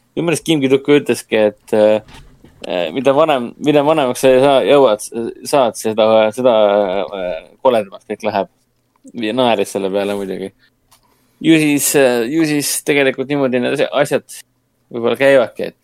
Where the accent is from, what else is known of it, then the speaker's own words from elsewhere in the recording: Estonia; meie kui eestlased